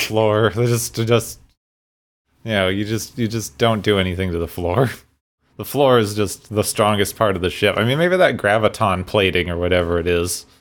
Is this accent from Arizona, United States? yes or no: yes; Arizona, United States; I grew up, I grew up in Arizona